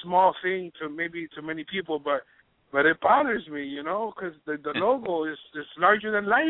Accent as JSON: {"language": "English", "town": "Miami", "region": "Florida", "country": "United States", "tie": "born or raised there", "said": "I'm 40 years old. I grew up on Bird Road at 57th Avenue right next to Coral Gables"}